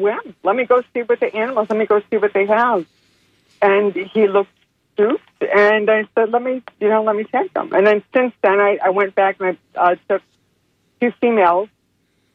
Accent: South Florida, United States; moved away as an adult; now in Bartow, United States; I'm actually from South Florida, and I moved here, Central Florida, in Bartow in 2005

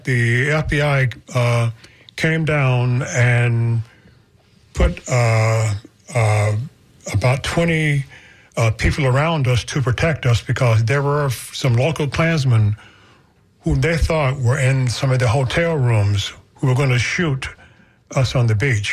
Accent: Florida, United States; also born or lived in Marshall, Texas; I'm from Florida

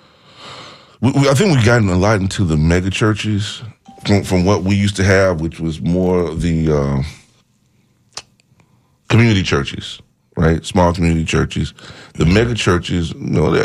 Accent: Bethlehem, United States; only one person that I grew up with in Bethlehem, me, that actually became a pastor.

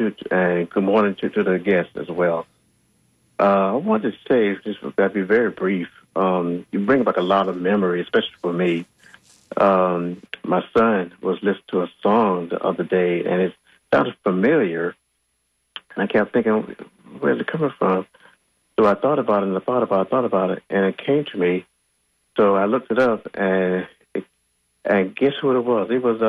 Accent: Jacksonville, Florida, United States; I'm from North Florida area.

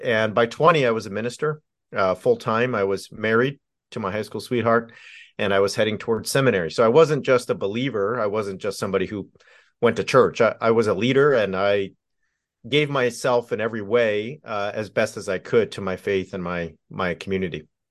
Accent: Southern California, United States; I grew up in Southern California

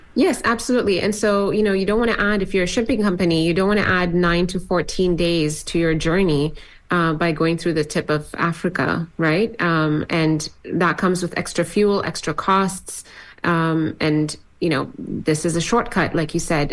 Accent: Yemen; moved away; growing up in Yemen, I had Palestinian neighbors

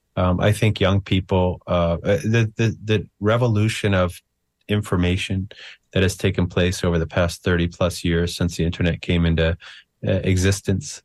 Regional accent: United States; I'm an American

